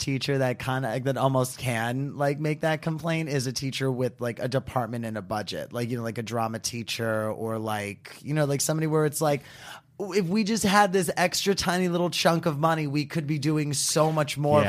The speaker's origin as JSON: {"language": "English", "region": "New York", "country": "United States", "said": "because I'm from New York, and when Bloomberg was the new mayor in New York City"}